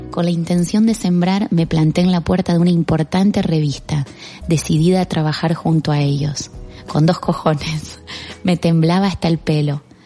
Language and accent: Spanish; Argentina; moved away as an adult; also born or lived in Barcelona; now in Spain; Me fui de Argentina y empecé de cero